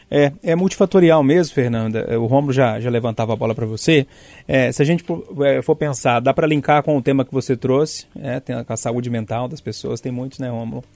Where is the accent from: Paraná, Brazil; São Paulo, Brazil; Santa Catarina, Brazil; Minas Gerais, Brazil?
Minas Gerais, Brazil; Passatempo; now in Belo Horizonte, Brazil; Eu tô lá na região de Passatempo, a gente tá no campo das vertentes, que é a mesma região